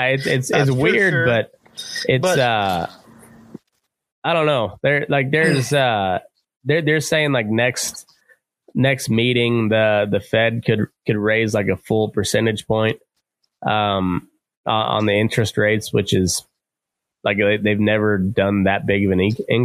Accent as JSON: {"language": "English", "area": "Eastern Plains", "region": "Colorado", "country": "United States", "tie": "born or raised there", "said": "I grew up out on the Eastern Plains"}